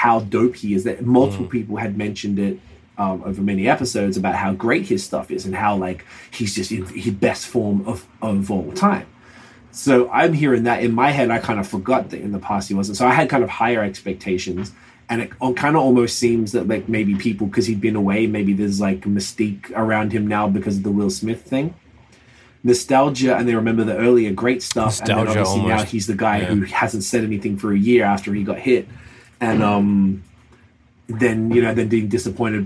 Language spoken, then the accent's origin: English; Melbourne, Victoria, Australia